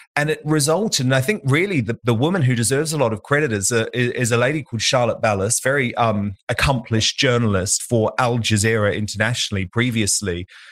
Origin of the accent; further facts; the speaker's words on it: New Zealand; moved away as an adult; now in United Kingdom; I was born in New Zealand and my mum, my dad, and my sister live in New Zealand